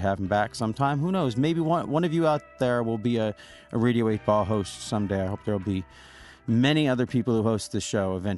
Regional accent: Olympia, Washington, United States; I'm from Olympia.

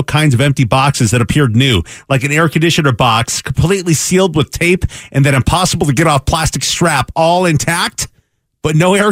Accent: Pacific Northwest, United States; I grew up in the Pacific Northwest.

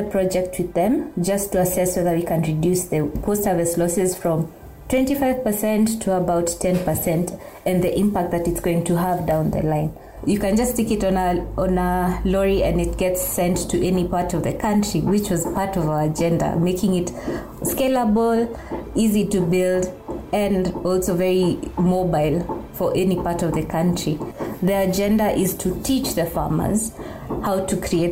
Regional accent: Kikuyu community, Mount Kenya region, Kenya; I come from the Kikuyu community in Mount Kenya region.

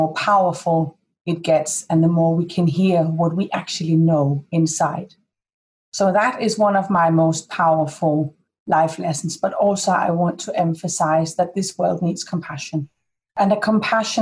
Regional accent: Denmark; I'm from Denmark

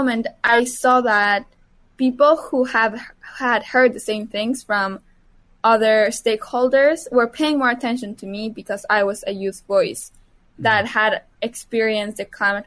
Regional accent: Mexico; moved away; my hometown actually flooded when I was 13 years old in Mexico

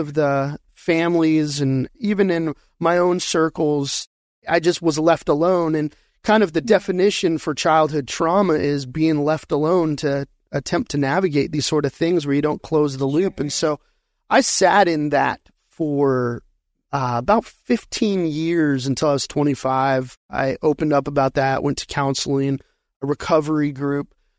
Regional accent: Colorado Springs, Colorado, United States; now in Arizona, United States; I was born and raised in Colorado Springs

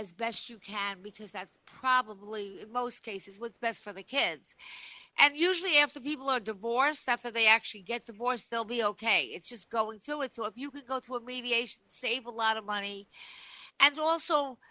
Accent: Long Island, New York, United States; moved away; I am from Long Island, so I have a lot of friends there still

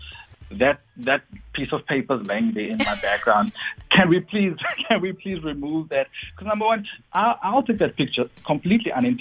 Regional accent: Cape Town, Western Cape, South Africa; I'm from Mitchell's Plain. I always represent my hood

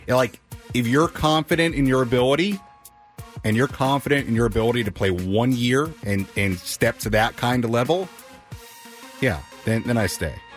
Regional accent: Long Island, New York, United States; I'm from Long Island

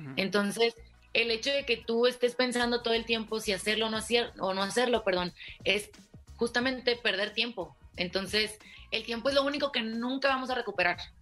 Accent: Ciudad Obregón, Sonora, Mexico; now in Mexico City, Mexico; vivía en Obregón, Sonora, que es de donde soy

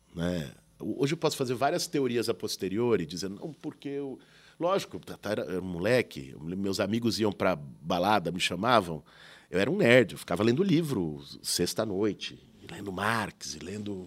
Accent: São Paulo, Brazil; Quando eu nasci, meus pais moravam em Pinheiros, numa travessa da Teodoro Sampaio. Depois, quando eu tinha já uns 10, 11 anos, foram para Perdizes

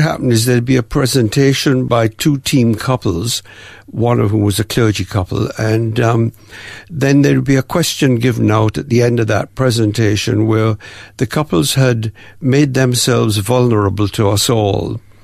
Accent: Jamaica; moved away as an adult; also born or lived in Windsor, England; now in Melbourne, Australia; we, Mum and I, moved to Jamaica um, when I was about three, three and a half years old

